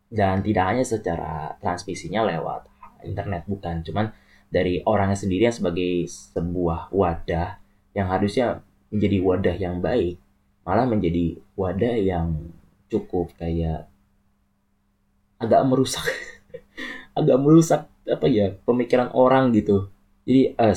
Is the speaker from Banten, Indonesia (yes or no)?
yes; Tangerang, Banten, Indonesia; also born or lived in Purwokerto; jujur aja gue dari Tangerang murni Tangerang lahir dan besar di Tangerang